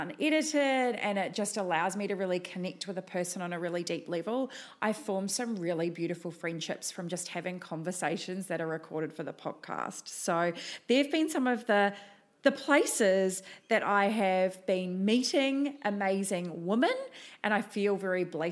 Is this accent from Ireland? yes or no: no; New Zealand; moved away as an adult; now in Gold Coast, Australia; I have a little bit of an accent, and I am originally from New Zealand.